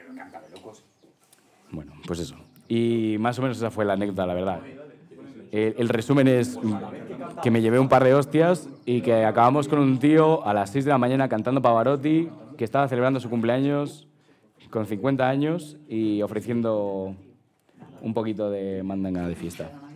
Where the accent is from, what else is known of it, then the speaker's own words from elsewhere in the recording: Madrid, Community of Madrid, Spain; somos chavales de Madrid